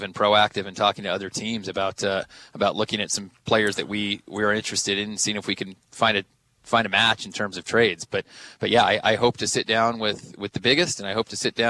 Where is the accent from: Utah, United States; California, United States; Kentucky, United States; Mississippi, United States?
California, United States; Southern; also born or lived in Bay Area, California; now in New York, United States; I grew up in Southern California